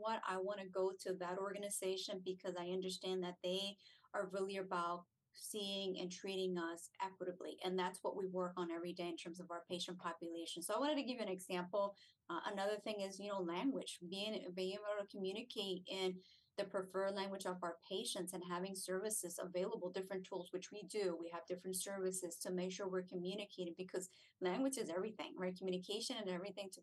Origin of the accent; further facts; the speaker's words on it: New Jersey, United States; moved away as an adult; also born or lived in Puerto Rico; now in Hollywood, Florida, United States; I'm not a native to New Jersey. I was raised there, so I refer to it as my home